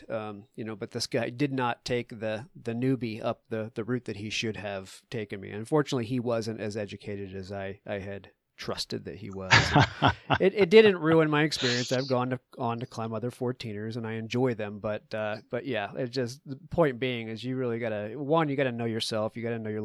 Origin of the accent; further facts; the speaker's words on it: New England, United States; now in Colorado, United States; I grew up in New England with you at sea level and moved out here.